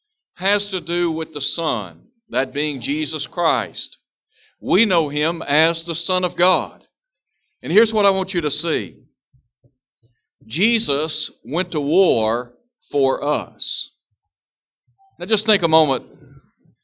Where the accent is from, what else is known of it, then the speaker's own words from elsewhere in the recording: United States; we are citizens in the United States of America